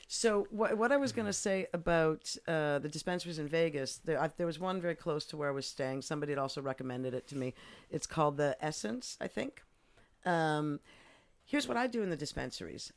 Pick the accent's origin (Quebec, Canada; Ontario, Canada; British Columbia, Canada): Quebec, Canada; Montreal; moved away as an adult; also born or lived in Eindhoven, Netherlands / United Kingdom; now in Amsterdam, Netherlands; I grew up in Montreal